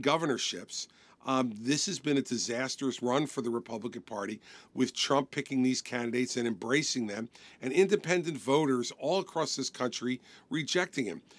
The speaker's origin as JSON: {"language": "English", "region": "New Jersey", "country": "United States", "tie": "born or raised there", "said": "my home state of New Jersey"}